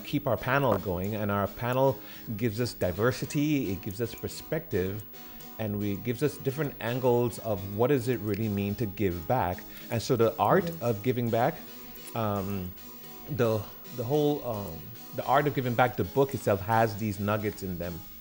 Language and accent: English; Trinidad & Tobago; moved away as an adult; also born or lived in California; I grew up in the Caribbean, in the island of Trinidad and Tobago, before um, 18 years old, going to California